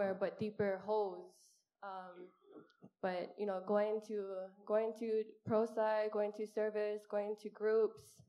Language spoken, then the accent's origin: English; Honolulu, Hawaii, United States; I'm from Kalihi, and a single mom